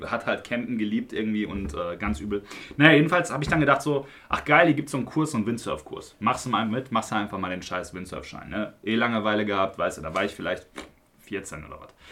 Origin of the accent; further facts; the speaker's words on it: Unna, North Rhine-Westphalia, Germany; Unna Lünern, ja, damit ihr mal wisst, wo ich herkomme